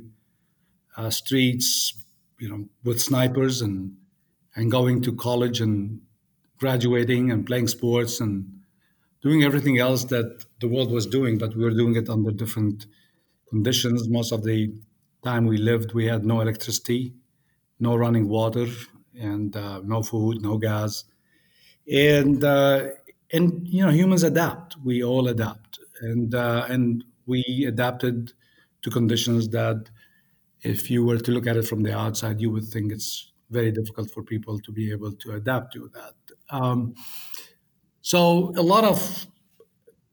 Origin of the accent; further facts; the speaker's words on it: Beirut, Beirut Governorate, Lebanon; moved away; I grew up in Beirut, in Lebanon, and went to the American University of Beirut